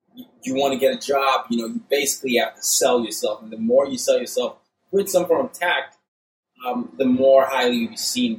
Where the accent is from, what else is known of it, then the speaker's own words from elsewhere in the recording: Burkina Faso; also born or lived in Nigeria; when I was growing up in Burkina Faso, and especially having to go to an American international school, and watching TV as a Nigerian